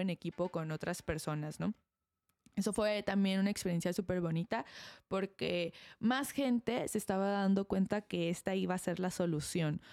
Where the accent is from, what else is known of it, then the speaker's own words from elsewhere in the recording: Mexico; nosotros como mexicanos estamos acostumbrados a tener unas bodas grandes